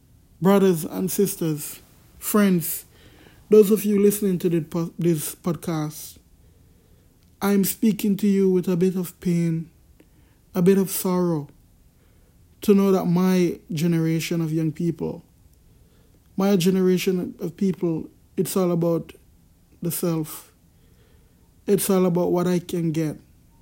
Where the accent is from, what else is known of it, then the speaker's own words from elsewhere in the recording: Jamaica; I'm from Jamaica